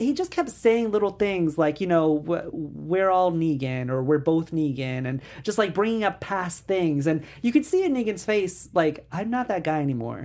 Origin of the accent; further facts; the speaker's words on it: New York, United States; I'm from New York